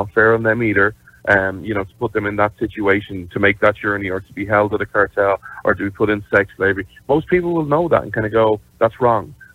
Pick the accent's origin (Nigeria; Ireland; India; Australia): Ireland; this is just because, you know, I'm Irish and stuff, like, I wish you'd start deporting Irish people